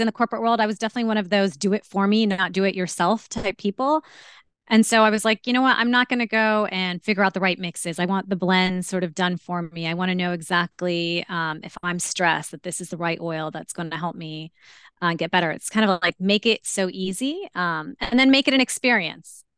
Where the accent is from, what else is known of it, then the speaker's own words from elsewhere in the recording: India; I'm Indian and related to at least 30 plus MDs.